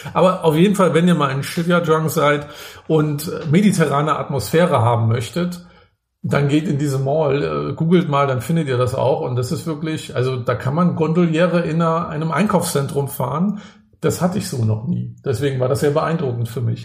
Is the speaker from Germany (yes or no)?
yes; Rostock, Mecklenburg-Vorpommern, Germany; Ich komme ja auch aus, aus Rostock, bin da im, äh, im Plattenbau groß geworden